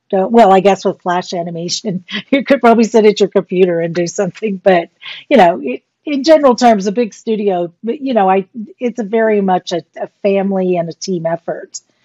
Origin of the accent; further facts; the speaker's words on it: Portland, Texas, United States; also born or lived in Fort Worth, Texas; my high school, Gregory Portland High School